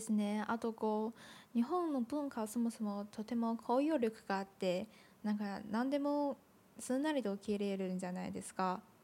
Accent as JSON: {"language": "Japanese", "country": "China", "tie": "born or raised there", "first_language": "Chinese", "second_language": "Japanese", "moved": "as an adult", "lives_now": "Tokyo, Japan", "said": "私はもともと留学生で、えっと、中国の出身なんですけど"}